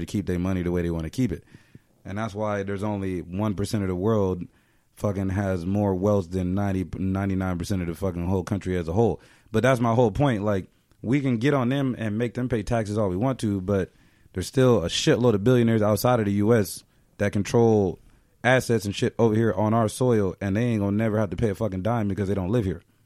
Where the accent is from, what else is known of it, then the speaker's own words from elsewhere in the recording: United States; just being American.